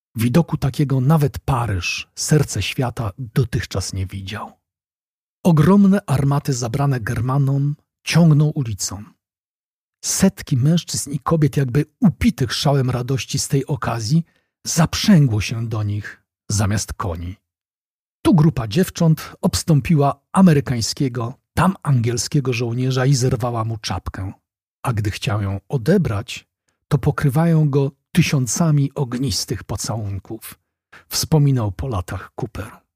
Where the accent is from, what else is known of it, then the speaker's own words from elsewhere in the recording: Poland; now in Wrocław, Poland; dla nas, Polaków